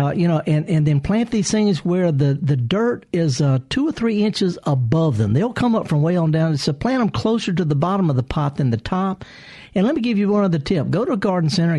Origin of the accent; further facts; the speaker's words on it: the Delta, Mississippi, United States; Greenwood, I'm from the Delta